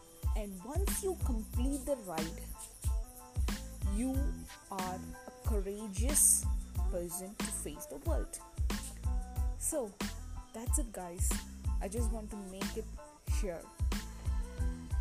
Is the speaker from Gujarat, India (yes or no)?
no; Coimbatore, Tamil Nadu, India; from Coimbatore